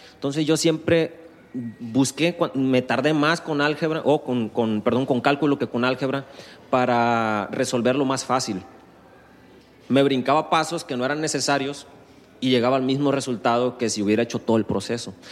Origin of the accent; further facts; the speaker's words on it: Guasave, Sinaloa, Mexico; moved away as an adult; now in Culiacán, Mexico; Yo en Guasave es donde tengo, donde hice mi vida, donde crecí. Estuve 20 años ahí.